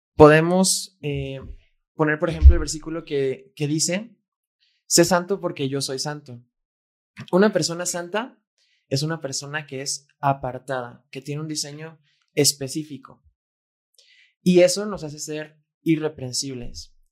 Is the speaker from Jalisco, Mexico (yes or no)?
yes; Guadalajara, Jalisco, Mexico; Fer y yo fuimos plantados en México, porque nacimos en México, y en Guadalajara